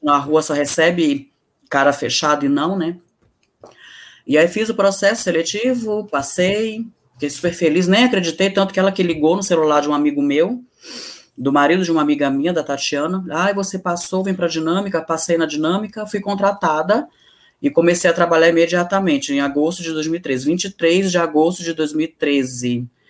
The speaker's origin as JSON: {"language": "Portuguese", "town": "Manaus", "region": "Amazonas", "country": "Brazil", "tie": "born or raised there", "also_born_or_lived": "Brasília", "moved": "yes", "lives_now": "São Paulo, Brazil", "said": "Eu vim de Manaus para cá, como eu falei, eu sou de Brasília, muito cedo eu perdi a mãe, fui para Manaus e de Manaus eu com 14 anos eu fui convidada a me retirar da minha casa"}